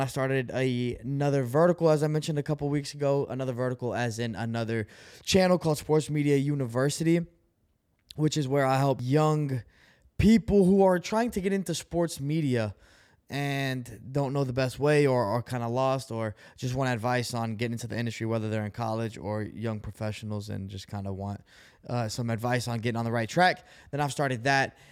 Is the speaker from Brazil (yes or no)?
yes; Brazil; moved away; I'm an immigrant. You know, I came from Brazil.